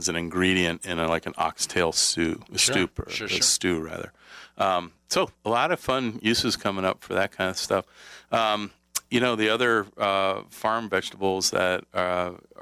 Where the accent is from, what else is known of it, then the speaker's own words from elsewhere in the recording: Pennsylvania, United States; moved away; I grew up in Pennsylvania.